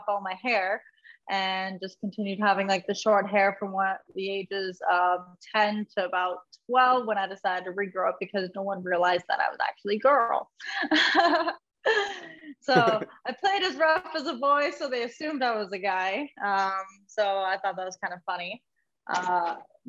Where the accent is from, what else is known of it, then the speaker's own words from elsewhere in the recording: St. Catharines, Ontario, Canada; born and raised in St. Catharines, Ontario. I've never been anywhere else.